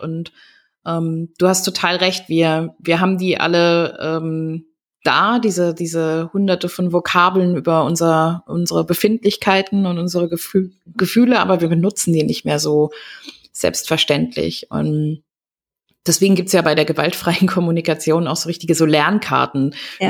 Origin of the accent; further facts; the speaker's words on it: Germany; wir gerade als Deutsche ja auch mit so einem transgenerationalen Trauma des, äh, des großen Schweigens irgendwie aufgewachsen